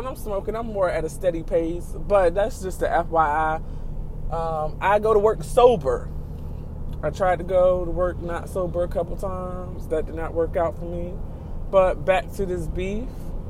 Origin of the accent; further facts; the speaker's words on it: Virginia, United States; He from Virginia, I'm from Virginia.